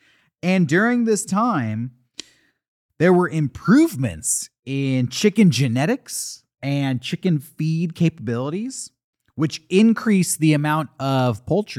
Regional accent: California, United States; I'm from Southern California.

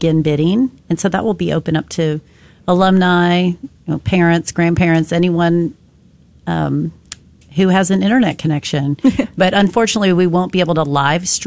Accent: Missouri, United States; moved away; I was brought up and went to a parochial school in my hometown of Missouri

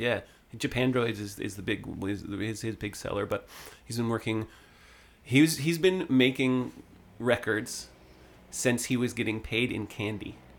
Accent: Sutton, Ontario, Canada; also born or lived in Vancouver; now in Toronto, Canada; I went to my hometown fair, like they have, the Sutton Fair

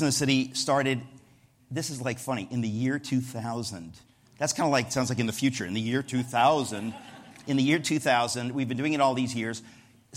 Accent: United States; as an American

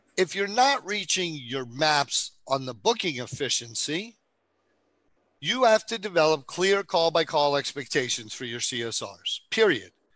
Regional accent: New York, United States; I'm from New York

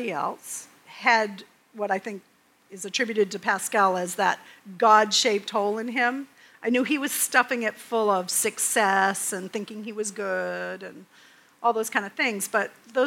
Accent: Maine, United States; I'm from Maine.

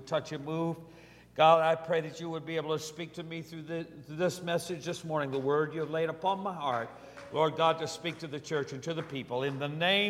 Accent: Cortland, New York, United States; growing up in Cortland, New York, and we lived on Maple Street

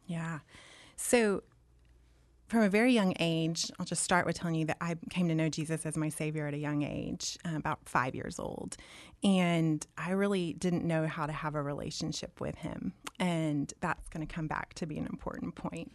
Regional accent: Dallas, Texas, United States; also born or lived in Auburn; I was born and raised in Dallas

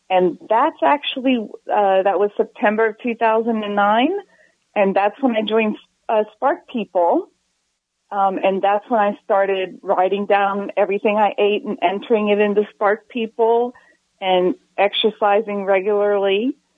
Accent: Maryland, United States; now in Texas, United States; I grew up in Maryland. And when I moved to Texas

